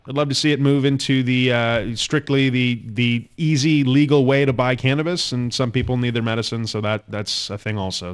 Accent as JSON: {"language": "English", "country": "Canada"}